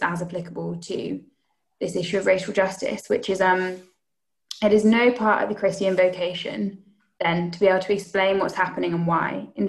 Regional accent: United Kingdom; as British people

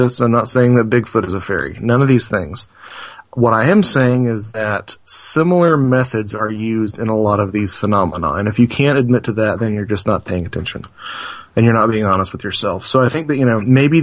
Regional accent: North Carolina, United States; We're both from North Carolina

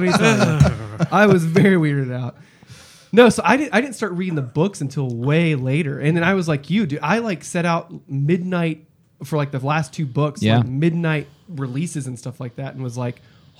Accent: East Texas, United States; now in Kansas City area, United States; I grew up in East Texas, so Harry Potter was the devil, literally.

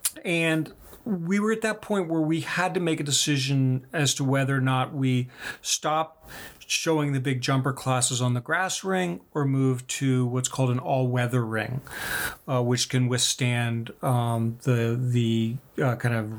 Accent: Kentucky, United States; So I grew up in Kentucky.

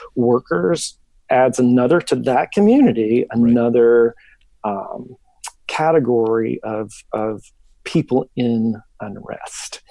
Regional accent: Memphis, Tennessee, United States; now in Jackson, United States; I was born and raised in Memphis

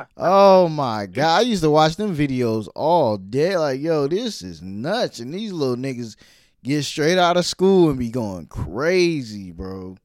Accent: New York City, New York, United States; I'm from Brooklyn

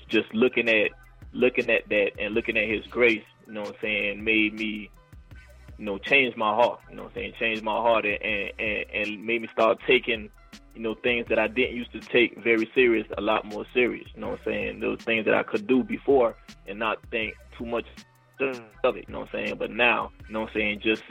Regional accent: Savannah, Georgia, United States; also born or lived in Nigeria; now in Atlanta, United States; I grew up in Savannah, Georgia. So, you know, Nigerian born, dirty South raised

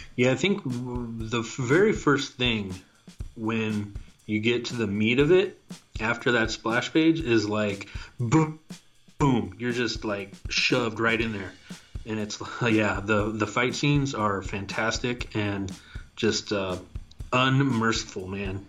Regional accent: Tacoma, Washington, United States; It's right here in my hometown

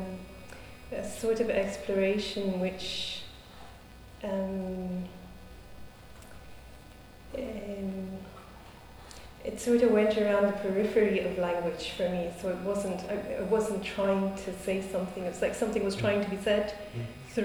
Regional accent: India; first language English; moved away as an adult; now in Ireland

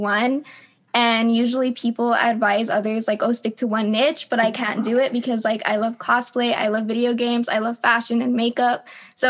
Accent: The Valley, South Texas, United States; I'm from The Valley, or, like, South Texas, or close to San Antonio

